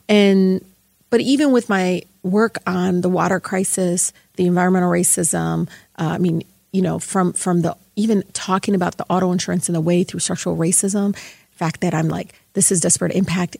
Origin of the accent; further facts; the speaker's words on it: Detroit, Michigan, United States; I grew up in Southwest Detroit